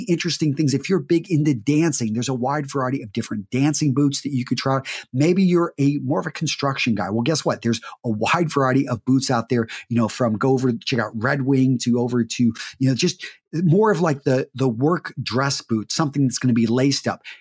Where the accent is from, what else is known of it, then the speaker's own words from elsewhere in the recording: Midland, Texas, United States; I grew up in Midland, Texas